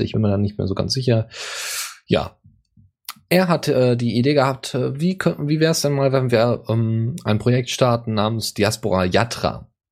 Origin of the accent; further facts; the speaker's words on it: Bavaria, Germany; bei uns in Bayern